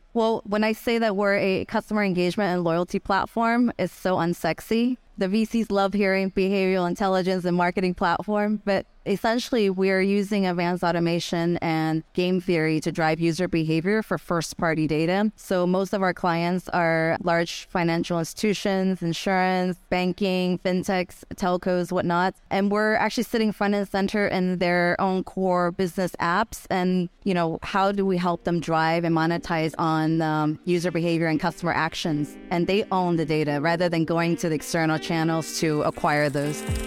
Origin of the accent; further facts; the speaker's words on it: Florida, United States; moved away as an adult; also born or lived in San Francisco / Japan; I grew up in Florida